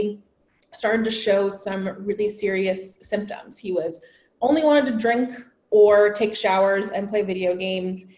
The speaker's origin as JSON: {"language": "English", "town": "San Diego", "region": "California", "country": "United States", "tie": "born or raised there", "said": "I am originally from San Diego, California. I was a local girl"}